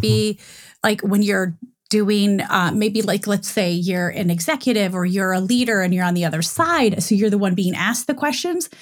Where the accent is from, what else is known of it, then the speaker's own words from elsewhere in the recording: Michigan, United States; moved away as an adult; also born or lived in Dayton, Ohio / Cincinnati, Ohio / Chicago / New York; I grew up in Michigan.